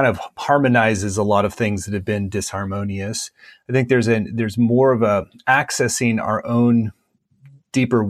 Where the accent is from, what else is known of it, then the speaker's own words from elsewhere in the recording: Minnesota, United States; I grew up in Minnesota, which is a much more kind of low key, non-hypey, kind of grounded place to live